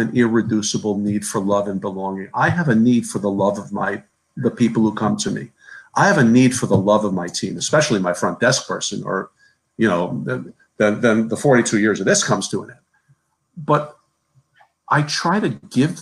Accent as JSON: {"language": "English", "region": "New Jersey", "country": "United States", "said": "I'm from New Jersey"}